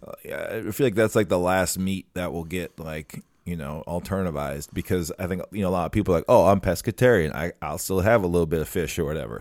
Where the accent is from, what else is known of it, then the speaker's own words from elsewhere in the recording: Minnesota, United States; it's our duty as Minnesotans